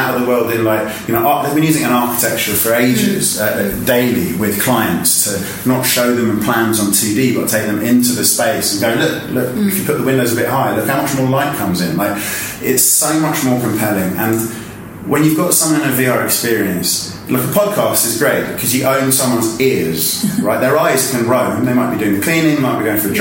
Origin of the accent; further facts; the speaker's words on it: London, United Kingdom; I'm originally from West London.